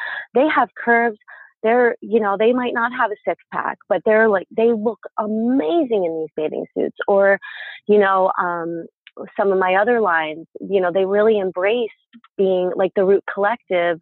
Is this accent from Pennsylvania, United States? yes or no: yes; Pennsylvania, United States; moved away; my hometown in Pennsylvania